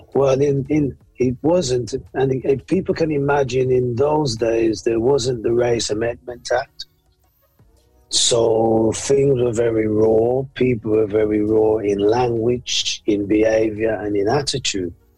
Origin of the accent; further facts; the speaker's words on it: Birmingham, West Midlands, United Kingdom; I was born here in the UK in the 60s, late 60s. And I was born actually in Handsworth.